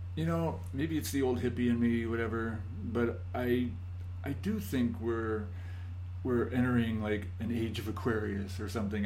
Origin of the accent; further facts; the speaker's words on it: Scranton, Pennsylvania, United States; moved away; I grew up in Scranton, Pennsylvania